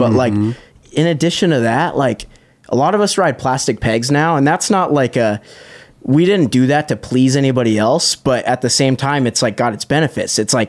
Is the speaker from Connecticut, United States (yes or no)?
no; Huntington Beach, California, United States; I grew up in Huntington Beach